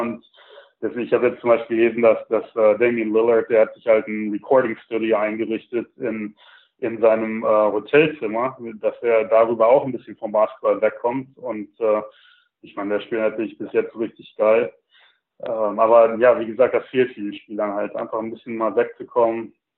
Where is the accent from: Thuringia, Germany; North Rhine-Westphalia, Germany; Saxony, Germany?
North Rhine-Westphalia, Germany; Sauerland; moved away as an adult; also born or lived in Milwaukee, United States; now in Charlotte, United States; ich bin halt im Sauerland aufgewachsen, ähm, bin 2000 circa in die USA rübergezogen